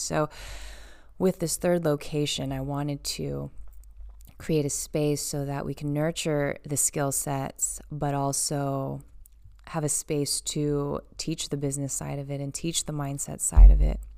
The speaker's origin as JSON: {"language": "English", "region": "California", "country": "United States", "said": "I'm from California"}